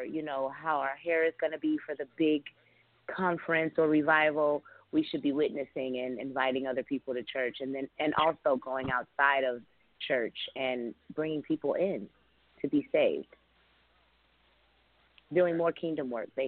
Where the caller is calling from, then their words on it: Los Angeles, California, United States; I'm calling from Los Angeles, California.